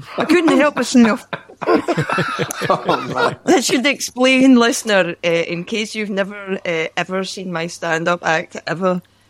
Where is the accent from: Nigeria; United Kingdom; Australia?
United Kingdom; Cumbernauld, Scotland; the place I come from Cumbernauld